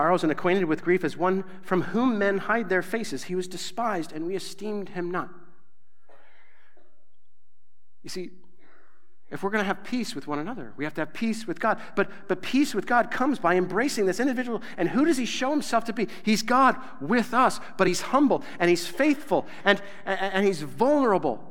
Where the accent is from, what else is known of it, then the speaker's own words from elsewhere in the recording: Nebraska, United States; I'm from Nebraska